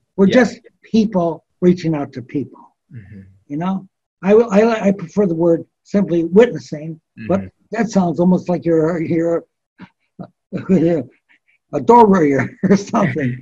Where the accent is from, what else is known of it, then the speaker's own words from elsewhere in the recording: United States; I'm an American